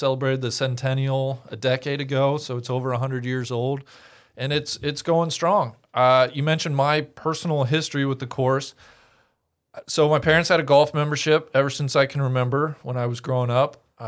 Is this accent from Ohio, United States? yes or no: yes; Mariemont, Ohio, United States; Maybe 10 minutes from where I grew up in Marymount.